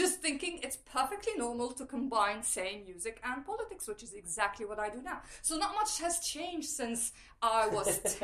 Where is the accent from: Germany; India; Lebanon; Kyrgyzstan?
Lebanon; moved away as an adult; now in London, United Kingdom; I grew up in Lebanon during the Civil War. I lived through most of it.